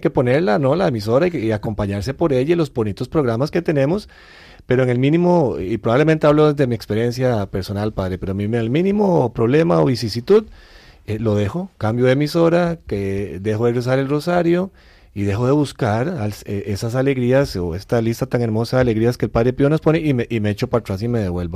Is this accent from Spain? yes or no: no; Costa Rica; nosotros somos de Costa Rica